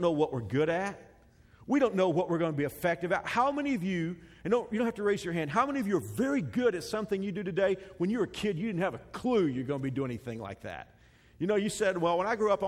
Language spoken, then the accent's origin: English; Texas, United States; When I grew up in Texas, my schools, the neighborhood where I was pretty close to a large Baptist seminary called Southwestern Seminary